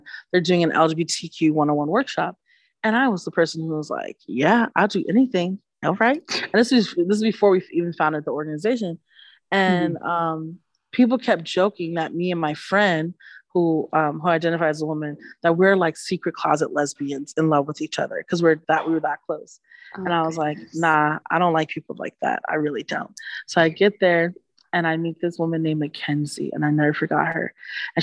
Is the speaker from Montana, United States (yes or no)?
no; New York City, New York, United States; accent: Bronx; moved away as an adult; also born or lived in Manhattan; now in Syracuse, United States; I'm originally from the Bronx, so I grew up on 182nd and Grand Concourse